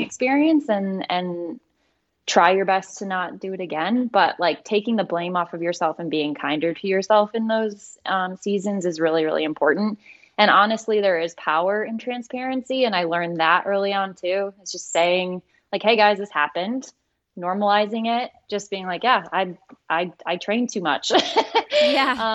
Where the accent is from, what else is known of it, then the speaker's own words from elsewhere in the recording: Croswell, Michigan, United States; I grew up in Croswell, Michigan, which is in the Thumb.